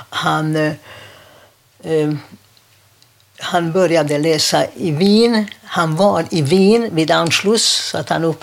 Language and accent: Swedish; Budapest, Hungary; Swedish is a second language; now in Sweden; jag är född i Budapest.